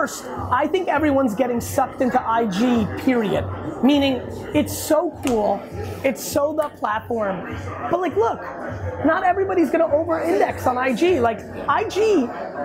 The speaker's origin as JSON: {"language": "English", "town": "Edison", "region": "New Jersey", "country": "United States", "tie": "born or raised there", "said": "I grew up in Edison, New Jersey"}